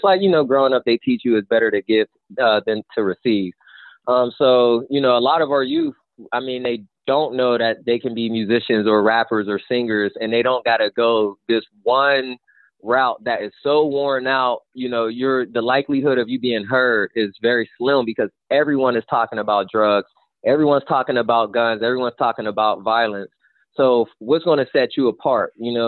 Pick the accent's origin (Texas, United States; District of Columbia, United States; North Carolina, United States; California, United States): North Carolina, United States; Wilkesboro; I just couldn't get out my head that I'm a kid from Wilkesboro.